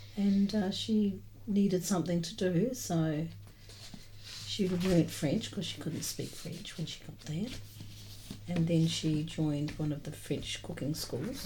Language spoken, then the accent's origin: English; New Zealand; moved away; I was always um, brought up in New Zealand